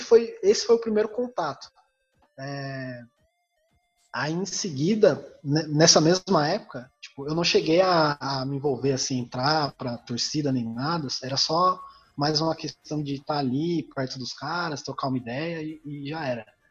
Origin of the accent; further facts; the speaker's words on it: Campos do Jordão, São Paulo, Brazil; moved away; also born or lived in Curitiba; Eu fui criado em Campos do Jordão